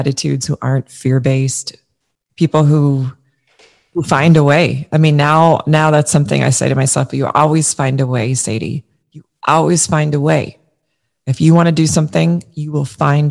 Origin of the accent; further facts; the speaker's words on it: Minnesota, United States; also born or lived in New York; I live in St. Paul, Minnesota. I grew up in Minnesota.